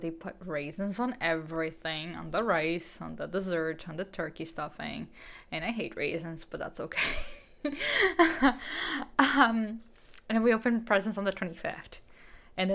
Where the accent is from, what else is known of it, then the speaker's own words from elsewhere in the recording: Brazil; now in Canada; I'm from Brazil originally.